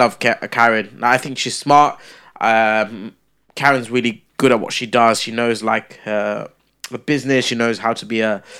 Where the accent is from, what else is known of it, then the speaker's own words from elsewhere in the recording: London, United Kingdom; They're filming in London. I'm from London.